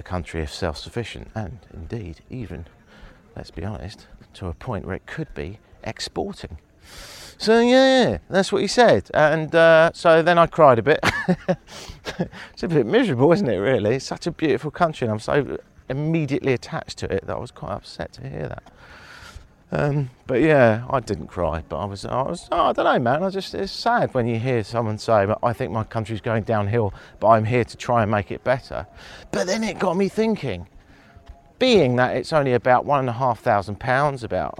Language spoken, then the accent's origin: English; England, United Kingdom